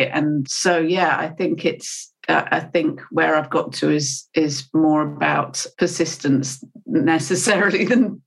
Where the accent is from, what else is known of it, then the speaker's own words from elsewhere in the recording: United Kingdom; I'm British